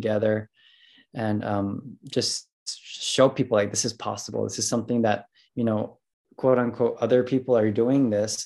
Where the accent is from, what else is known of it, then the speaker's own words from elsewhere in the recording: Oahu, Hawaii, United States; I was born and raised on Oahu, Hawaii